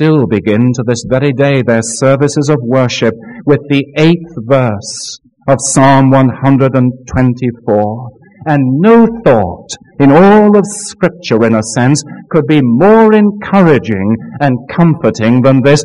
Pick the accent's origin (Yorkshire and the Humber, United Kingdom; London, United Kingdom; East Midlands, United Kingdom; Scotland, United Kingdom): Scotland, United Kingdom; now in Florida, United States; I have a personal confession as a Scotsman